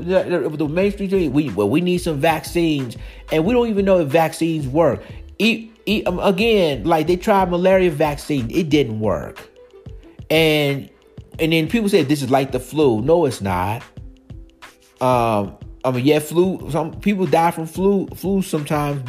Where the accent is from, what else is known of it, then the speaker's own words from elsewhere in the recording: Maryland, United States; moved away; Maryland used to be my home state